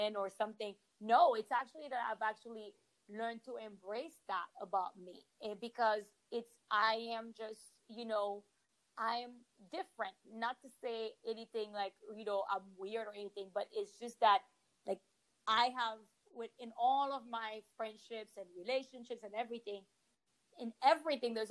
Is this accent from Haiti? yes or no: yes; Haiti; also born or lived in Washington, D.C., United States; now in Miami, United States; I grew up in Haiti in a home where politics was discussed